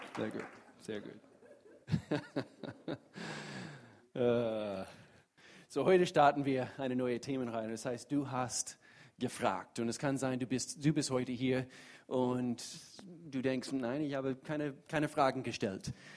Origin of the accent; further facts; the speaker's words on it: United States; German is a second language; now in Germany; ich komme aus den Staaten